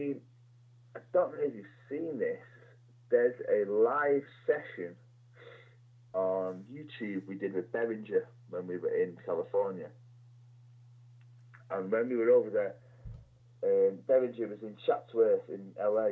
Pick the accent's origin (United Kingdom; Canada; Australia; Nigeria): United Kingdom; Warrington, North West England; I grew up in a place called Warrington.